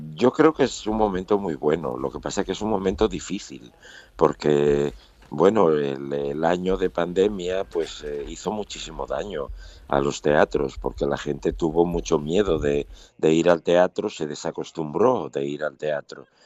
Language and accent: Spanish; Asturias, Spain; Yo soy asturiano